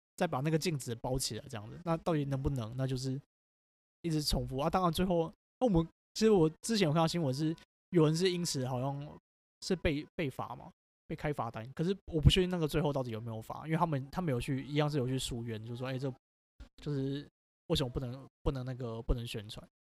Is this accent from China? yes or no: no; Taiwan; 我们台湾人也是有一些反制的措施